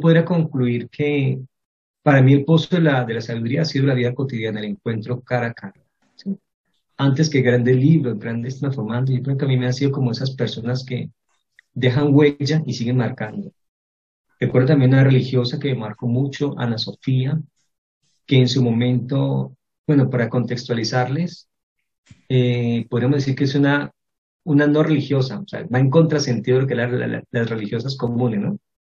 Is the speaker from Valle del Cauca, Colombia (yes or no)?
yes; Cali, Valle del Cauca, Colombia; also born or lived in Cartago; pasé toda mi infancia en esta ciudad, en Cali